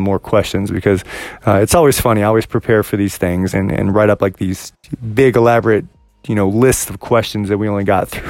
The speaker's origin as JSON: {"language": "English", "region": "Virginia", "country": "United States", "moved": "as an adult", "lives_now": "Washington, United States", "said": "I'm actually from Virginia"}